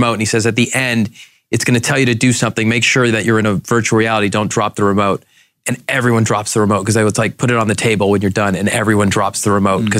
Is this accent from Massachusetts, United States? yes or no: yes; Boston, Massachusetts, United States; moved away as an adult; now in Boise, United States; So the light bulb moment for me was I grew up in Boston and then was recruited by Weyerhaeuser to Boise.